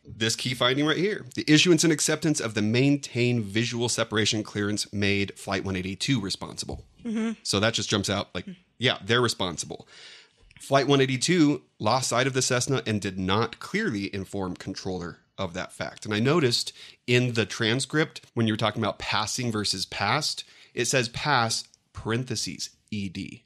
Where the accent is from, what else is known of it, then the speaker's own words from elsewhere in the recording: San Diego, California, United States; I grew up in San Diego, actually in the neighborhood of neighborhoods where these crashes happened